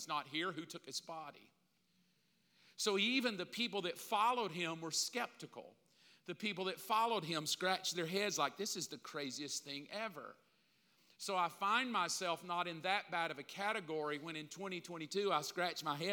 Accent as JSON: {"language": "English", "region": "the South", "country": "United States", "tie": "born or raised there", "said": "I grew up in the South, especially here"}